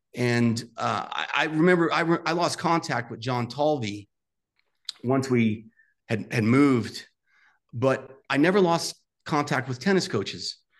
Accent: New York City, New York, United States; I grew up in Staten Island, New York

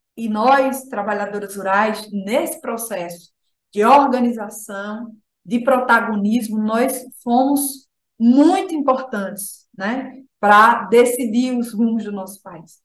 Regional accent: Alagoas, Brazil; eu sou sertaneja, né? Filha de um assentado do crédito fundiário

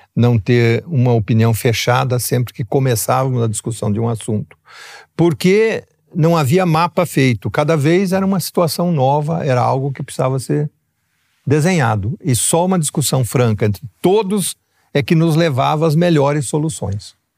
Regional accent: São Paulo, Brazil; also born or lived in Ribeirão Preto; eu vim de uma pequena cidade do interior de São Paulo, onde nós tivemos a vantagem de termos uma educação básica de excelente qualidade

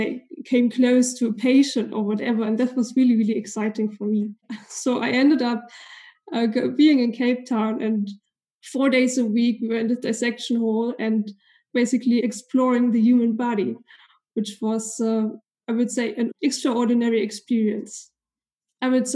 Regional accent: East Germany, Germany; So obviously I'm born and raised in Germany. So I spent most of my life here in Germany. And I was actually born in East Germany

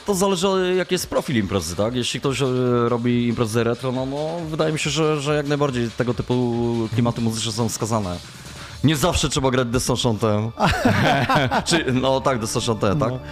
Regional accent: Ostrów Wielkopolski, Greater Poland, Poland; Ostrów Wielkopolski to moje rodzinne miasto

